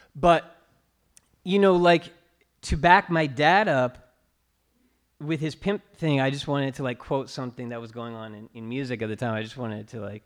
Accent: California, United States; when I was growing up in California

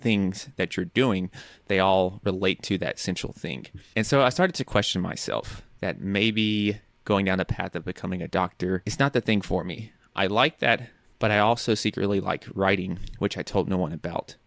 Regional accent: Nashville, Tennessee, United States; moved away as an adult; also born or lived in New York; I'm from Nashville, Tennessee, and so New York is quite different from Nashville.

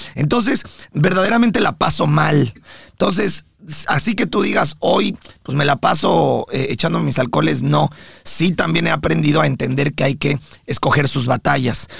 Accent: Mexico; now in United States; yo como mexicano

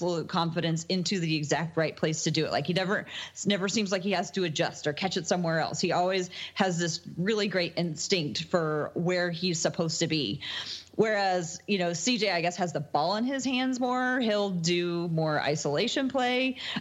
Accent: the Northwest, Pacific Northwest, United States; we're from the Northwest

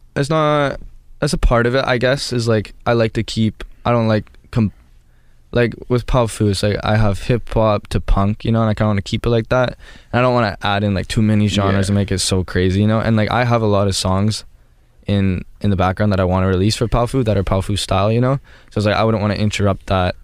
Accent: Canada; I'm from Canada

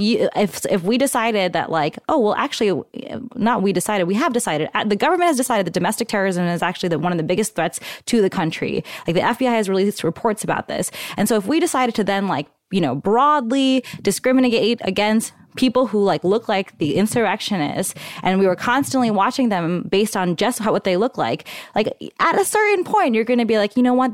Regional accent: New York, United States; now in Bay Area, United States; I was born in Queens

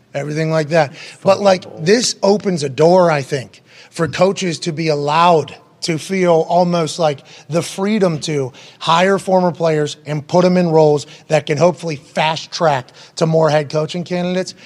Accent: Pittsburgh, Pennsylvania, United States; I'm from Pittsburgh

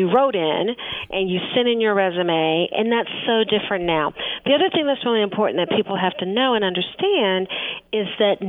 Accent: Kansas City, Missouri, United States; I grew up in Kansas City. I have a different thought pattern. I have a different language pattern.

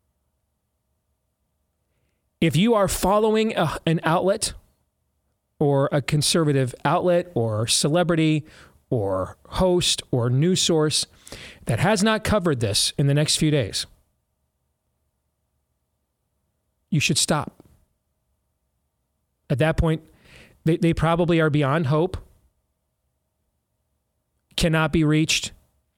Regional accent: Iowa, United States; my home state of Iowa.

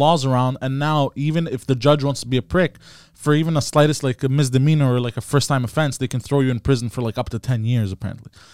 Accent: Montreal, Quebec, Canada; I was born and raised in Park Extension

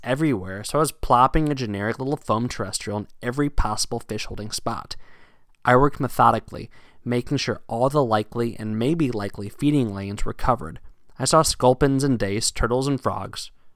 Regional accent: Virginia, United States; now in New England, United States; my hometown in Virginia

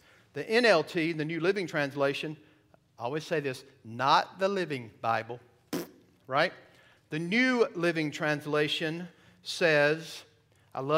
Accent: the South, United States; moved away; I'm from the South

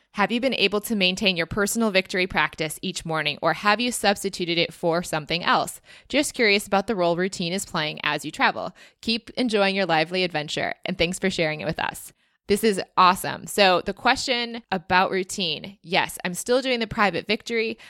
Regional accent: United States; as an American citizen

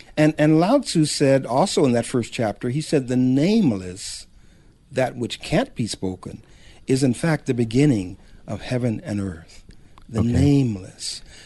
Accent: Los Angeles, California, United States; I was born in Los Angeles one of the few

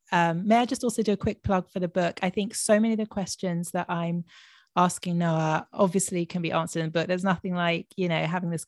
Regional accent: London, United Kingdom; my mom's Israeli, but I was born in London and lived my childhood in London, grew up in London, but a very proud half Israeli here.

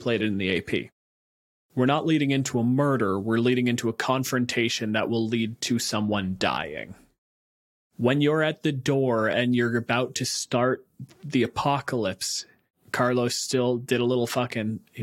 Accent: Canada; I'm a physicist from Canada

